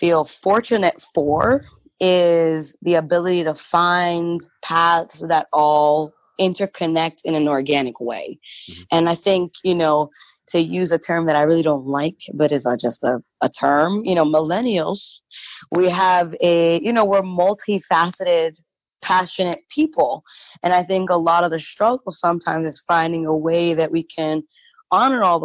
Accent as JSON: {"language": "English", "town": "New York City", "region": "New York", "country": "United States", "tie": "born or raised there", "also_born_or_lived": "Concord, Massachusetts", "moved": "as an adult", "lives_now": "Atlanta, United States", "said": "I grew up in Spanish Harlem. I grew up in Brownsville, Brooklyn"}